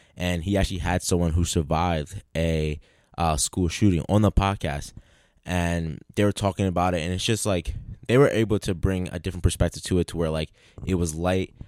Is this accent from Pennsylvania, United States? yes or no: yes; Philadelphia, Pennsylvania, United States; growing up in Philly